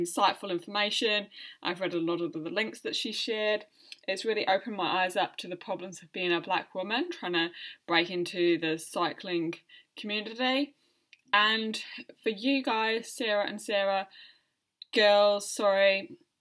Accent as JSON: {"language": "English", "country": "United Kingdom", "moved": "as an adult", "lives_now": "New Zealand", "said": "I'm a British woman living in New Zealand. I have been for the last 5 years"}